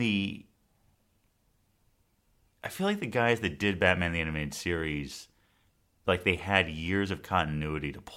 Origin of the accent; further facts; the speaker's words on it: Southern California, United States; I grew up here in Southern California